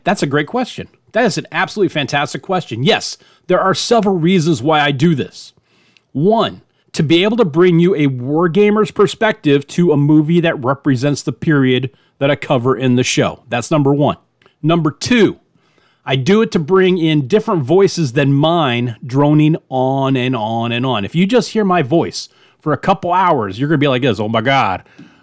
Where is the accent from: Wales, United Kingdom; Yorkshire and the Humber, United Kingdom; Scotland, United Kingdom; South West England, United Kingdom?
Scotland, United Kingdom; I'm a Scot